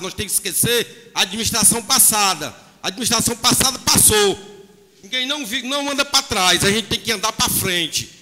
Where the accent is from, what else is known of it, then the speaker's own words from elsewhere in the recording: Meruoca, Ceará, Brazil; eu nasci, me criei aqui em Merox, sou matuto lá do sítio